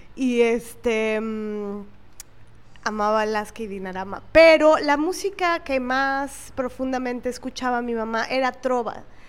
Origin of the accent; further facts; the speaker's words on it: Veracruz, Mexico; nací en Veracruz